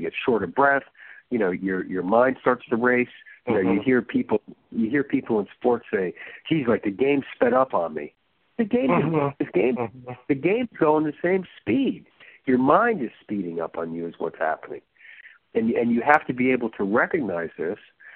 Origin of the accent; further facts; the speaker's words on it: New Jersey, United States; I grew up in New Jersey